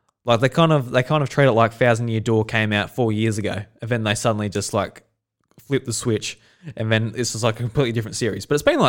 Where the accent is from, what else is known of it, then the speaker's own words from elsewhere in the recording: Australia; Yeah, just like as an Australian